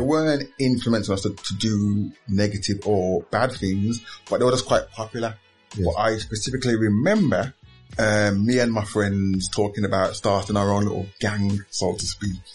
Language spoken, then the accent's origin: English; Birmingham, West Midlands, United Kingdom; born and bred in, in Aston until recently. I've only lived in Aston